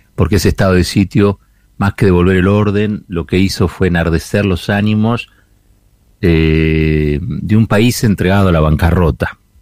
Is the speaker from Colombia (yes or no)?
no; Argentina